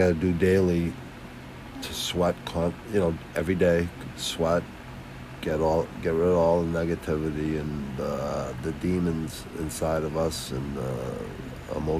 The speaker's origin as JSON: {"language": "English", "town": "Quincy", "region": "Massachusetts", "country": "United States", "said": "I'm from Boston, Mass, Southwest Quincy, city connected to Boston"}